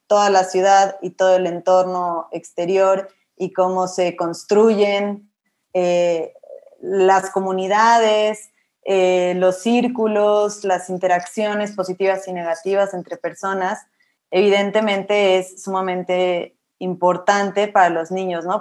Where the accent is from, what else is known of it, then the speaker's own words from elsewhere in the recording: Mexico City, Mexico; also born or lived in Monterrey / Colombia; yo soy de la Ciudad de, México, Estudié en Monterrey y aquí en Ciudad de México y viví un tiempo en Colombia